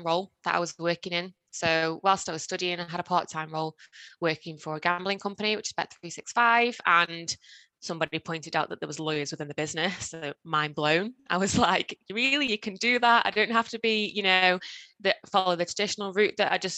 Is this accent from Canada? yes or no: no; Stoke-on-Trent, West Midlands, United Kingdom; I was born in Stoke-on-Trent and I still live in Stoke-on-Trent